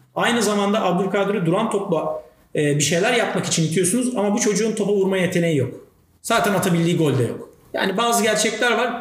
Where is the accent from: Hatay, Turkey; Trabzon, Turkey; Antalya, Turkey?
Trabzon, Turkey; bir Trabzonlu olarak